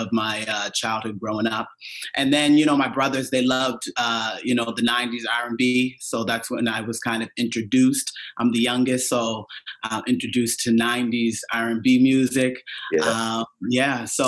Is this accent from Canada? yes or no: yes; Cherry Brook, Nova Scotia, Canada; moved away; Growing up in Cherry Brook. Well, the church was the center of the community, which is mostly the case in a lot of communities back home